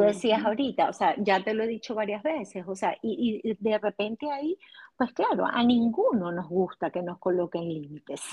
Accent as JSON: {"language": "Spanish", "country": "Venezuela", "moved": "as an adult", "lives_now": "United States", "said": "soy psicólogo venezolana y aquí en Estados Unidos, en esta eh, segunda migración"}